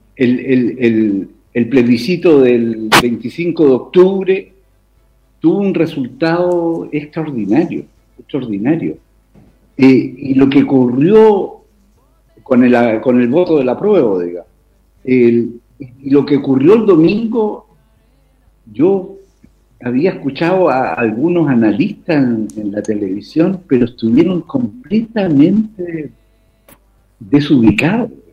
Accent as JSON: {"language": "Spanish", "country": "Chile", "said": "como chilenos"}